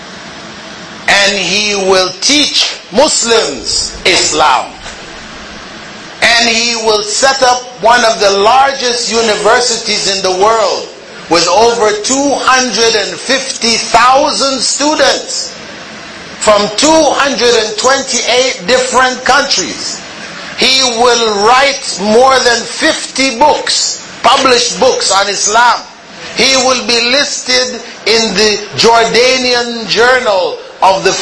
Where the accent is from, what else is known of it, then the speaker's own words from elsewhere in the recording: Kingston, Jamaica; I was born in Kingston, Jamaica, the capital of Jamaica.